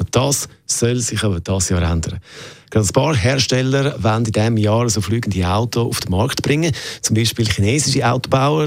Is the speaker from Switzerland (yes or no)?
yes; Switzerland; bei uns in der Schweiz